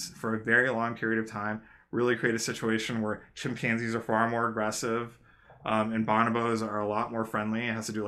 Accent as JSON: {"language": "English", "country": "United States", "tie": "born or raised there", "said": "I came here and I was raised in the United States"}